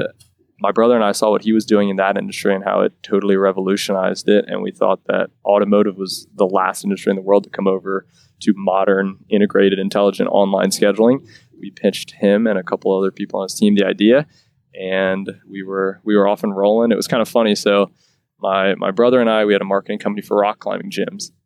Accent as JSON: {"language": "English", "town": "Lancaster", "region": "Pennsylvania", "country": "United States", "lives_now": "Quarryville, United States", "said": "We're both originally from Lancaster"}